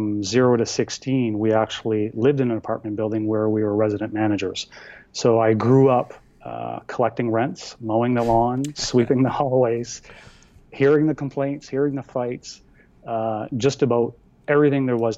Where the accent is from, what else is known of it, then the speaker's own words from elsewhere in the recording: Eastern Canada, New Brunswick, Canada; I am from Eastern Canada, down in New Brunswick